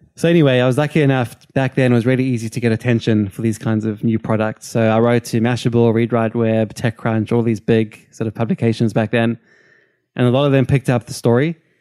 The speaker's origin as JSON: {"language": "English", "town": "Cape Town", "region": "Western Cape", "country": "South Africa", "moved": "yes", "said": "I'm from Cape Town, South Africa"}